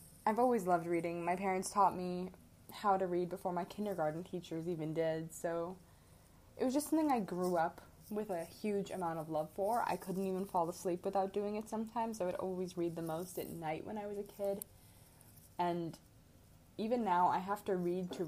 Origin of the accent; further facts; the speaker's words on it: Midwest, United States; moved away as an adult; now in Arizona, United States; I am from the Midwest